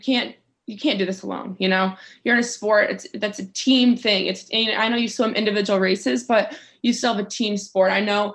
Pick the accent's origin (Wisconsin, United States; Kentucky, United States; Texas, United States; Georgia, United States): Texas, United States; like I said, I grew up in West Texas, and my coach, Trey Hayes there.